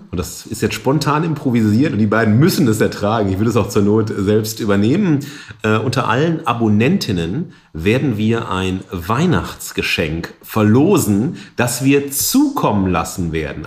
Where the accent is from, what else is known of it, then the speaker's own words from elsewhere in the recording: the Ruhr, North Rhine-Westphalia, Germany; Wir sind ja aus dem Pott